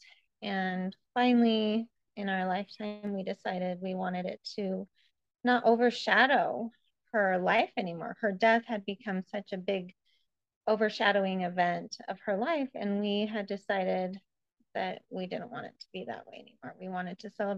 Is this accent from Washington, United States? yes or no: yes; Spokane, Washington, United States; also born or lived in Iowa; I'm from Spokane and grew up here